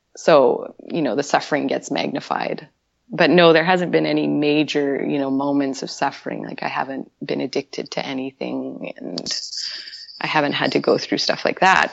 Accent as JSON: {"language": "English", "town": "Winnipeg", "region": "Manitoba", "country": "Canada", "also_born_or_lived": "Vancouver", "moved": "as an adult", "said": "I'm originally from Winnipeg, Manitoba"}